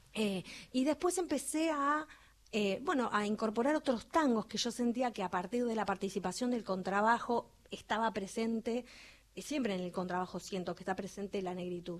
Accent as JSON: {"language": "Spanish", "country": "Argentina", "said": "como argentinos"}